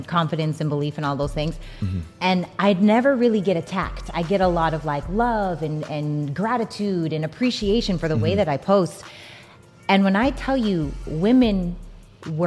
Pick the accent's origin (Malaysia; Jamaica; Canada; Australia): Canada; Regina, Saskatchewan; now in Los Angeles, United States; I'm from Regina, Saskatchewan, Canada, right? So I'm from a small town in Saskatchewan, Canada. I moved to Los Angeles by myself to pursue acting.